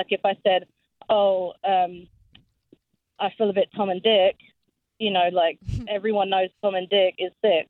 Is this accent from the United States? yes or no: no; England, United Kingdom; He's American and I'm English.